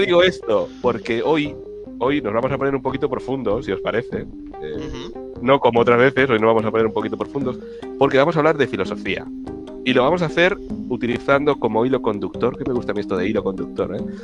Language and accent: Spanish; France; soy francés